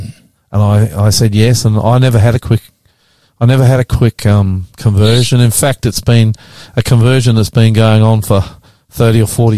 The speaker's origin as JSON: {"language": "English", "country": "Australia", "said": "We understand Australia. We're part of Australia. We are Australian."}